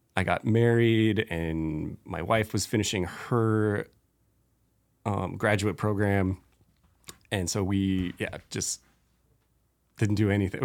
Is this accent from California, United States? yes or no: no; Spokane, Washington, United States; at eighteen, I was like, "I'm leaving Spokane and I'm never gonna live there again